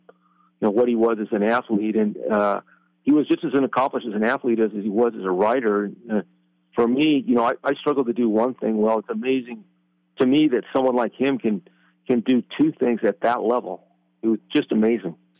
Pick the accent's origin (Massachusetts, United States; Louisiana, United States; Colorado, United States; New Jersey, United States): Colorado, United States; now in Oregon, United States; I grew up in Colorado